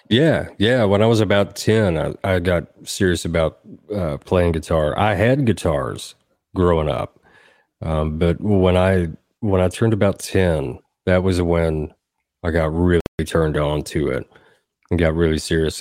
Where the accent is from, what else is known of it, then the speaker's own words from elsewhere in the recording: Southern Middle Tennessee, United States; now in Nashville, United States; I grew up in Southern Middle Tennessee